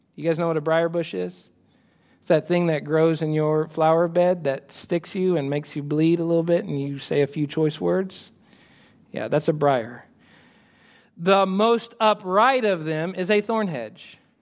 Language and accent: English; United States; I love being American